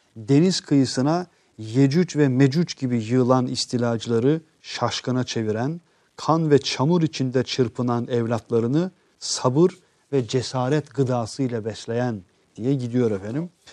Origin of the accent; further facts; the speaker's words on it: Kosovo; now in Turkey; evet Kosovalıyım